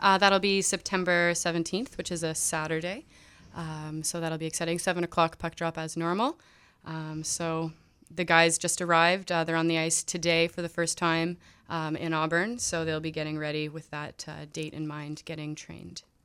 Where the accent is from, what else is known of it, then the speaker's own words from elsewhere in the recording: Ottawa, Ontario, Canada; moved away; it was always in my hometown. Um, so I'm from Ottawa